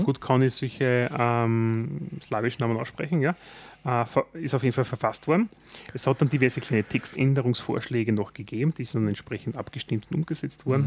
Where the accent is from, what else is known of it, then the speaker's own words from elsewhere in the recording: Austria; als Österreicher